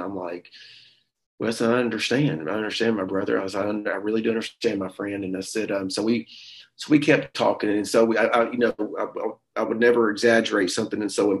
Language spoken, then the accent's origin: English; the South, United States; We're from the South.